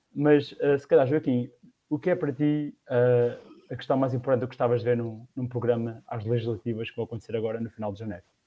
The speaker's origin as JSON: {"language": "Portuguese", "town": "Batalha", "region": "Leiria District", "country": "Portugal", "also_born_or_lived": "Lisbon", "said": "sou da Batalha e neste momento trabalho em Lisboa"}